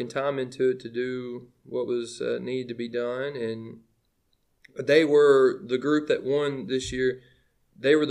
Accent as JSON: {"language": "English", "town": "Livingston", "region": "Tennessee", "country": "United States", "tie": "born or raised there", "also_born_or_lived": "Williamson County, Tennessee", "moved": "as an adult", "said": "I was born in Livingston Regional Hospital. I'm a legit Livingston kid"}